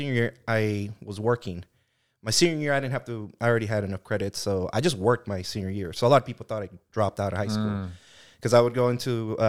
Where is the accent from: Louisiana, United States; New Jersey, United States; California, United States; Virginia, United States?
California, United States; Delano; And I was raised in Delano, and there's not a lot of things to do out there.